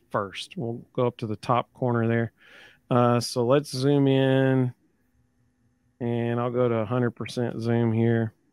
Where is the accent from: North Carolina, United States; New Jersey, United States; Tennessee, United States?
Tennessee, United States; Chattanooga; we're from Chattanooga